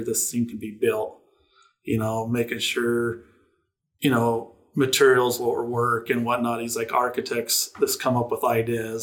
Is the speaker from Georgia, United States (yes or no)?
no; Tooele, Utah, United States; Grew up here in Tooele, was a 93 graduate from Tooele High School